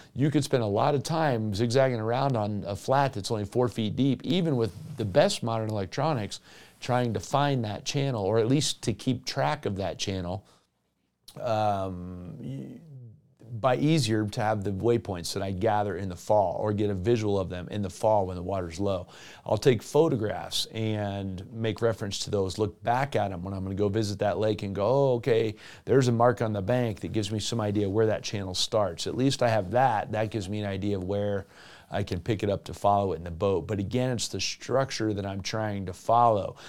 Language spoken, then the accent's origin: English; South Florida, United States; now in Western United States; in my home state of Florida